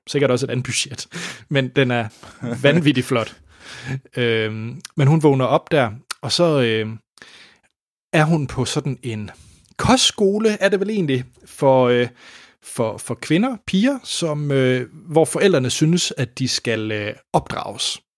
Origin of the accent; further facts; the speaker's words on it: Denmark; jeg var den eneste dansker